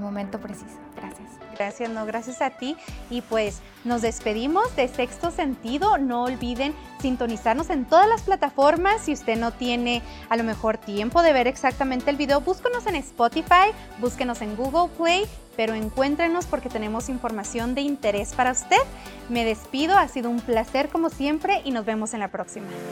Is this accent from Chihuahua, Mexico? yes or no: yes; Guachochi, Chihuahua, Mexico; moved away as an adult; now in United States; yo nací en Washoshi, en Chihuahua